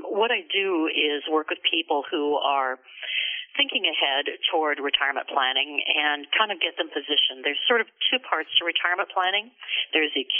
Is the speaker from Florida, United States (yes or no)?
no; Southern California, United States; moved away as an adult; also born or lived in West Des Moines, Iowa / Santa Barbara, California; now in Seattle, United States; So we moved to Southern California where we lived until I went to college